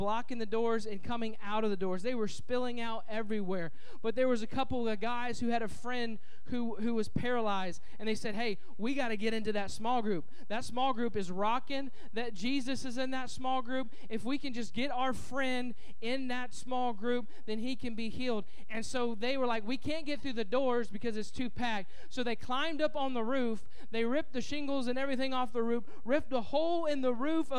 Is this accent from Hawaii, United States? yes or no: no; Indianapolis, Indiana, United States; moved away; I'm from Indianapolis, Indiana, and it's a big convention town